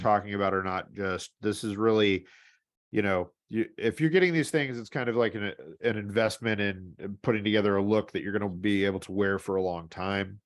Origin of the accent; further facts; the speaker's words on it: St. Louis, Missouri, United States; moved away; where I grew up in Saint Louis